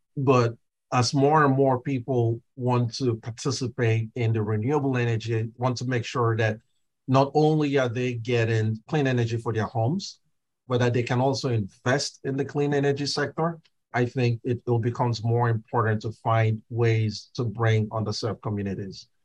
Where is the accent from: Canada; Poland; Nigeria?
Nigeria; now in United States; I grew up in Nigeria